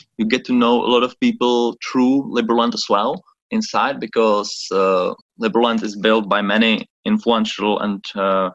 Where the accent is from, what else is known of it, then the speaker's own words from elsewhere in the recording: Czechia; I'm originally from the Czech Republic